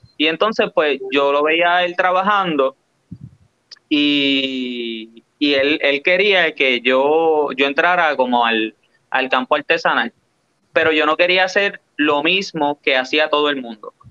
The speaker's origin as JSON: {"language": "Spanish", "country": "Puerto Rico"}